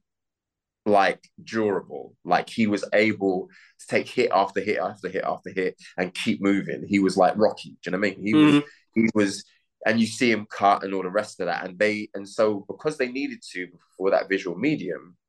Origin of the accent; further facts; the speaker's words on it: London, United Kingdom; As a working class black man from an inner city, I'm from London